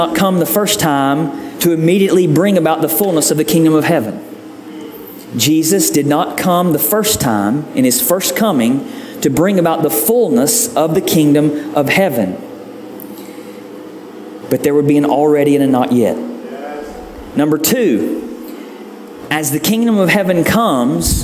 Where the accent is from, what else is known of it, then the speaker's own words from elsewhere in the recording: the South, United States; growing up in the South